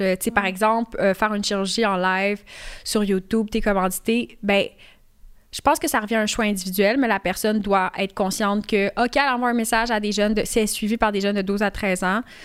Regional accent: Canada; Je suis née ici au Canada

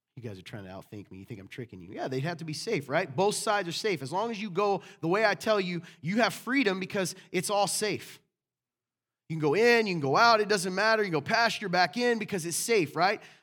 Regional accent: the South, United States; I was raised in the South

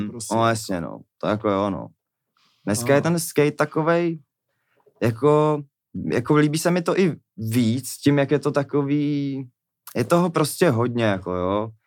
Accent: Czechia; jsme Češi my prostě

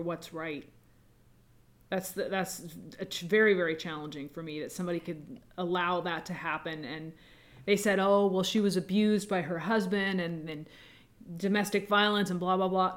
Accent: the North, United States; I grew up in the North, I grew up in, in a very kind of a different environment.

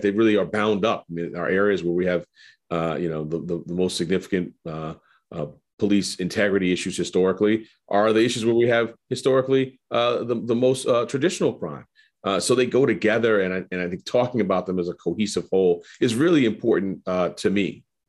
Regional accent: New York City, New York, United States; I was growing up in Harlem

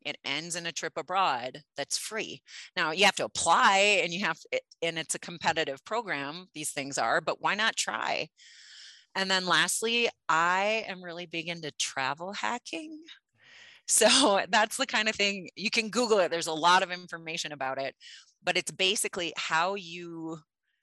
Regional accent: Midwest, United States; I grew up in the Midwest in a big time fishing family

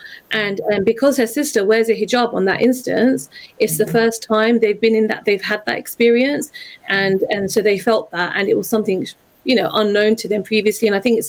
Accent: London, United Kingdom; I'm a Londoner

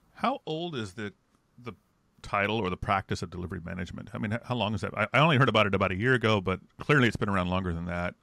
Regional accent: United States; an American

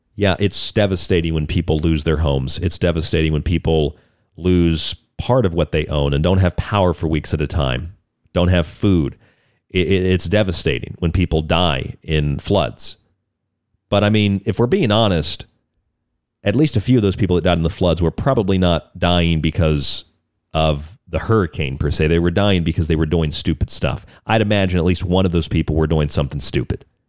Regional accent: Florida, United States; moved away; also born or lived in Lakeland, Florida / Polk County, Florida / St. Pete Beach, Florida; I grew up in Florida. I lived in a lot of places in Florida. I lived in Lakeland

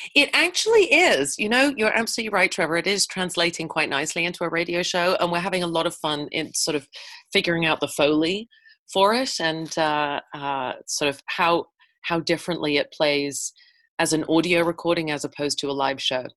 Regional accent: England, United Kingdom; moved away as an adult; now in Edmonton, Canada; I'm a Brit. I'm an expat Brit. I uh, I moved here from England in 2000

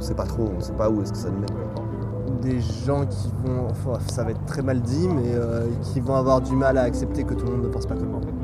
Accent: Bolivia; now in Lyon, France; aussi je viens de la Bolivie et j'ai 22 ans.

